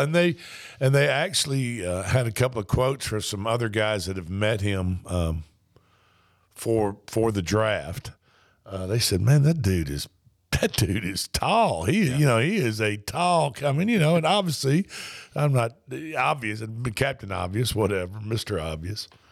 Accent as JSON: {"language": "English", "town": "Spring Hill", "region": "Tennessee", "country": "United States", "tie": "born or raised there", "said": "when I was a kid, uh, growing up in the Spring Hill, Tennessee air, area, uh, just a little north of Columbia here."}